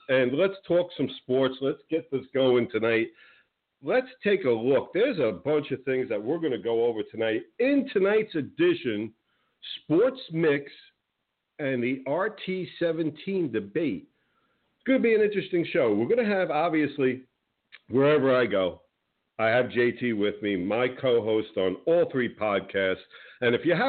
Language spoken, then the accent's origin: English; New Jersey, United States; now in Florida, United States; I grew up in the Northeast in New Jersey, big Giants fan